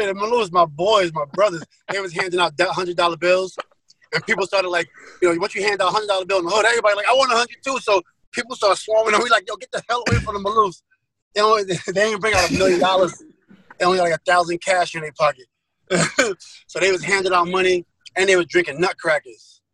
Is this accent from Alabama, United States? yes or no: no; New York City, New York, United States; I'm from Queens